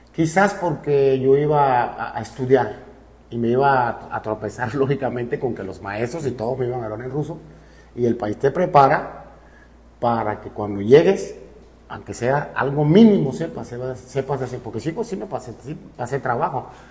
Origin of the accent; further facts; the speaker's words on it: Cuba; moved away as an adult; also born or lived in Russia / Mérida, Mexico; now in Veracruz, Mexico; yo sí soy cubano